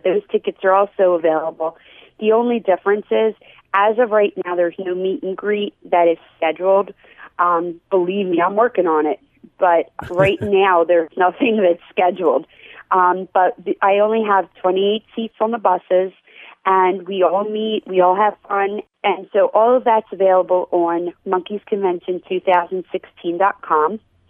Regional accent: Philadelphia, Pennsylvania, United States; I'm actually, I'm from Philadelphia, and I went to school in Philadelphia. I married my high school sweetheart.

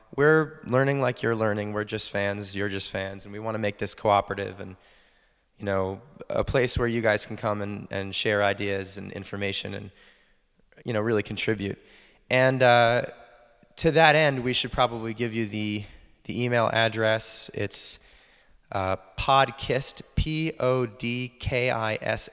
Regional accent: New York City, New York, United States; moved away; I'm originally from the Bronx, New York

